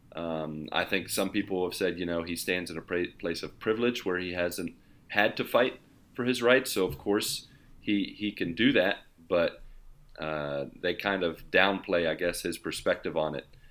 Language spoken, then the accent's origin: English; West Virginia, United States; now in Brazil; I'm from West Virginia